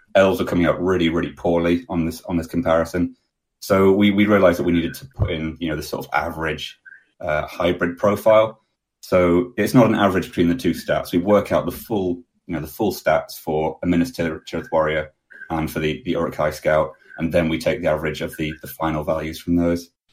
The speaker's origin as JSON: {"language": "English", "town": "Manchester", "region": "North West England", "country": "United Kingdom", "said": "I'm from Manchester in the UK"}